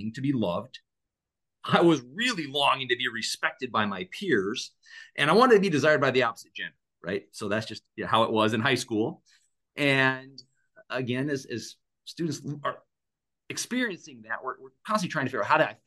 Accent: Black Hills, Western South Dakota, United States; I grew up out in Western South Dakota, out in the Black Hills

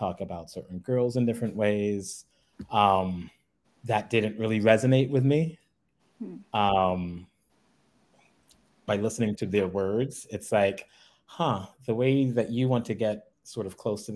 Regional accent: New York City, New York, United States; I'm originally from New York City, Brooklyn and Queens to be exact

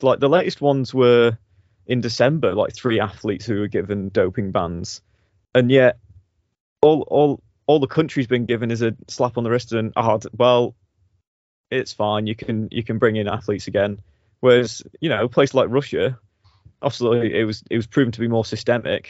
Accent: United Kingdom; we are British

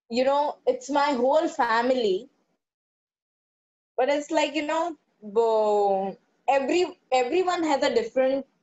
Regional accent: Kerala, India; No, I'm a Keralite.

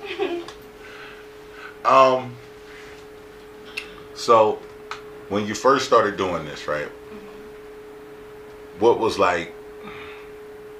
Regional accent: Salem County, New Jersey, United States; We're all from Salem County.

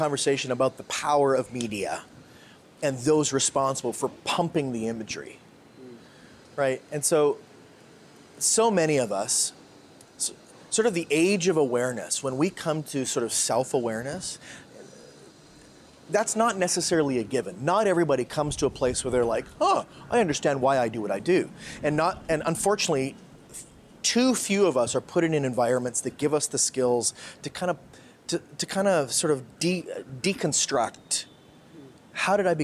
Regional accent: Canada; now in Philippines; I'm a Canadian. I'm a white male Canadian

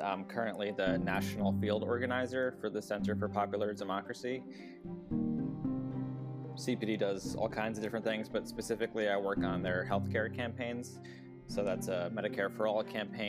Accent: New York, United States; growing up specifically as a South Asian, growing up in New York after 9/11

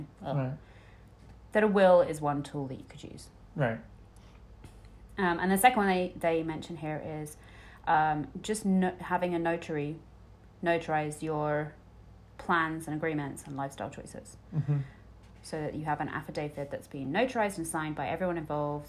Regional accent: United Kingdom; I'm British

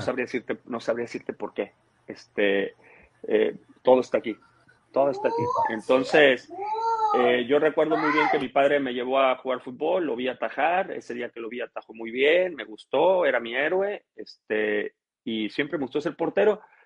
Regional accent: Cadereyta, Nuevo León, Mexico; also born or lived in Tampico, Tamaulipas; yo llegué a vivir a Cadereyta, Nuevo León

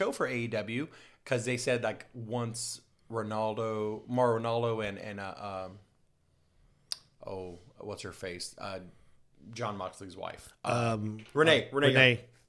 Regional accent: Tulsa, Oklahoma, United States; from Tulsa.

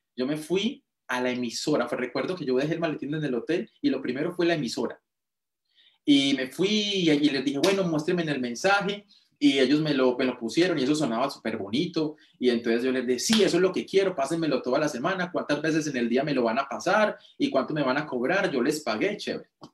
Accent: Girardota, Antioquia, Colombia; now in Medellín, Colombia; Mi pueblo se llama Girardota. Mis papás en este momento, yo no vivo ahí en este momento, sí estoy en Medellín, pero ellos viven en el pueblo

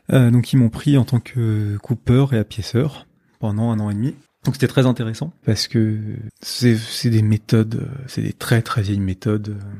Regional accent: Paris, Île-de-France, France; moved away as an adult; now in Lille, France; Je suis de Paris, mais ça fait trois ans que je vis à Lille

